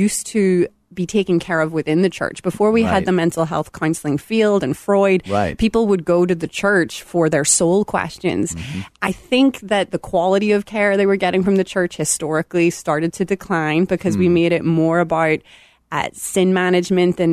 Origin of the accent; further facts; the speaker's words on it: Belfast, Northern Ireland, United Kingdom; moved away; I am originally from Belfast, Northern Ireland, if you catch a little of that in my sound.